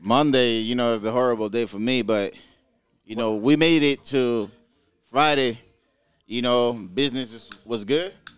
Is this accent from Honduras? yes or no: yes; Roatán, Bay Islands, Honduras; moved away; also born or lived in Boston / Miami, Florida; I am not Caribbean because I'm from Roatan, you know, Bay Islands